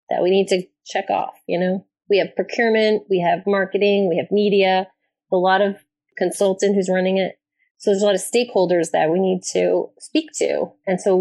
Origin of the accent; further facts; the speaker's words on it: Toronto, Ontario, Canada; moved away as an adult; now in New York, United States; I'm from Toronto